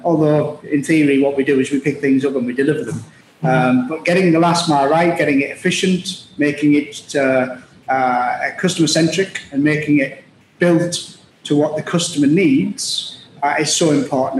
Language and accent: English; Middlesbrough, North East England, United Kingdom; moved away as an adult; also born or lived in Liverpool / Glasgow; now in United Arab Emirates; I was uh, born and raised in Middlesbrough, it's a, uh, a town in the northeast of England in the UK